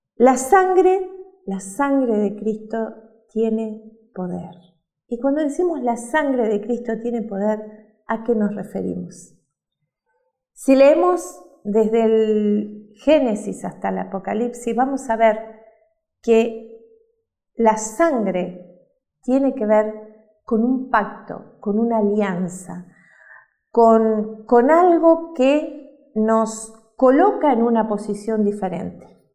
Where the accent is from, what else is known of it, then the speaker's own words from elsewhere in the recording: Uruguay; moved away; Nosotros somos uruguayos